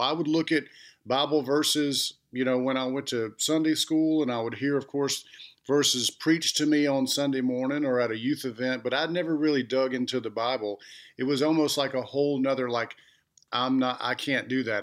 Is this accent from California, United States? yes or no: no; Clanton, Alabama, United States; born or raised there; also born or lived in Montgomery, Alabama / Georgia